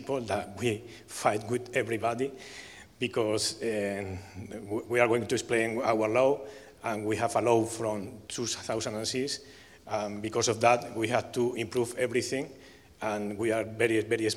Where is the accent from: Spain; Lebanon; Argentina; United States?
Spain; Barcelona, Catalonia; I come from Barcelona